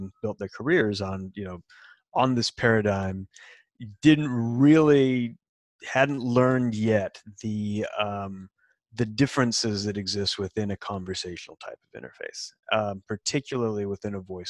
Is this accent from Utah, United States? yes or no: yes; Salt Lake City, Utah, United States; moved away as an adult; also born or lived in California; now in Seattle, United States; I'm actually from Salt Lake City and grew up in Utah and spent some time in California